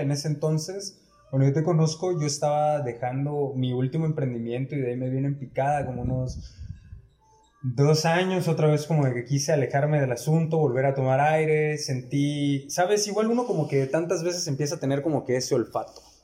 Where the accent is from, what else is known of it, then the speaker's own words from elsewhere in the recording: Ciudad del Carmen, Campeche, Mexico; also born or lived in Mexico City; de la ciudad de donde somos, de Ciudad del Carmen, Campeche, México, aquí en la isla